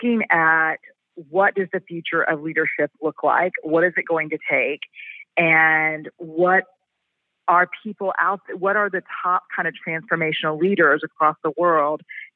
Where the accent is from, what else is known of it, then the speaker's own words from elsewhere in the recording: Houston, Texas, United States; also born or lived in San Antonio, Texas / New Orleans, Louisiana / Washington, D.C.; Houston kind of made home in Texas, where again I'm from.